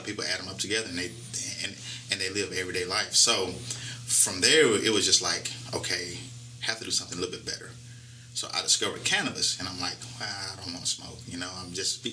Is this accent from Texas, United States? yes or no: yes; Houston, Texas, United States; moved away; I grew up in Houston, Texas. Okay. Fifth Ward, one of the roughest neighborhoods in the inner city.